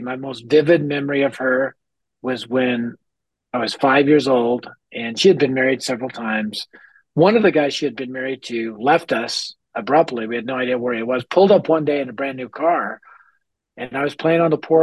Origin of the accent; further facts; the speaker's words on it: Denver, Colorado, United States; I grew up in North Denver, which at the time, now it's been gentrified, but at the time it was the highest crime rate area in our city.